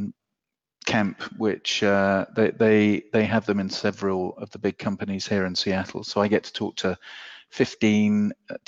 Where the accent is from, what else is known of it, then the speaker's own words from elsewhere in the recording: England, United Kingdom; I'm from England where benefits is anathema